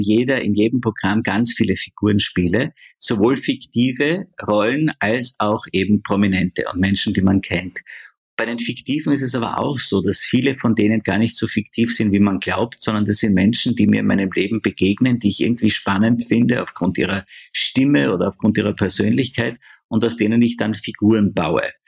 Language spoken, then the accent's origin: German; Austria; bei uns in Österreich